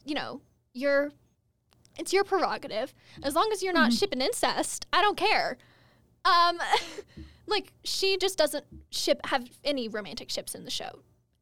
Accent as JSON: {"language": "English", "town": "Albuquerque", "region": "New Mexico", "country": "United States", "tie": "born or raised there", "moved": "as an adult", "said": "I'm from Albuquerque. That's my hometown."}